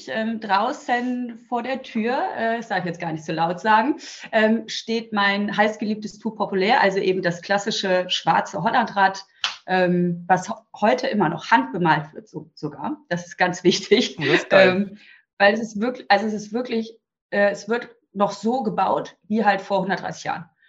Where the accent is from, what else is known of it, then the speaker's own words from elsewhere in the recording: Düsseldorf, North Rhine-Westphalia, Germany; Ähm, ich komme aus Düsseldorf